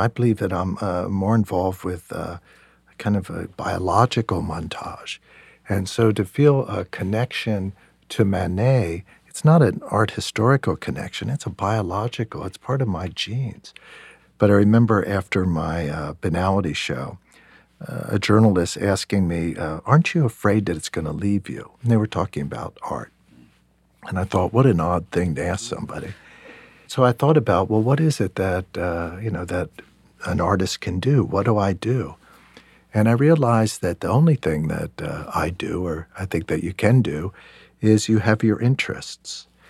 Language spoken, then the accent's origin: English; York, Pennsylvania, United States; I grew up in York, Pennsylvania